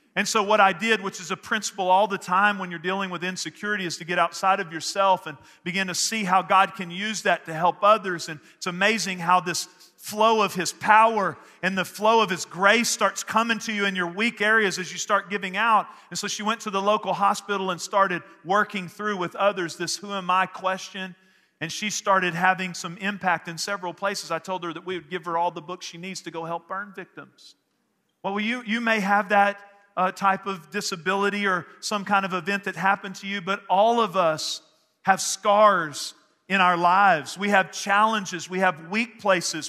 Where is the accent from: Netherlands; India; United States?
United States; Northeast Texas; where I grew up in Northeast Texas